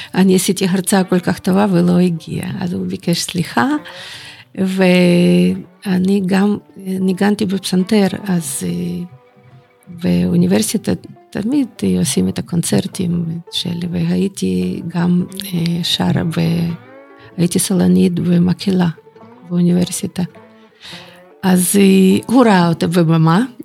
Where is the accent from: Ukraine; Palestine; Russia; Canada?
Ukraine; Bakhmut, Donetsk Oblast; born or raised there; Hebrew is a second language; moved away as an adult; also born or lived in Germany; now in Jerusalem, Israel